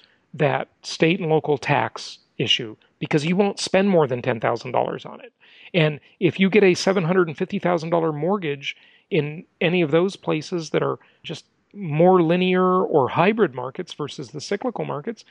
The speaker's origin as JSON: {"language": "English", "region": "California", "country": "United States", "moved": "yes", "said": "my home state of California"}